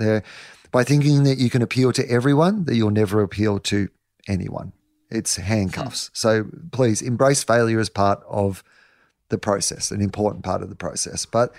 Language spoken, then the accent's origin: English; Denison, Australia; I'm from Anderson's Road, Denison. My dad's a dairy farmer. There's 250 people where I'm from, you know.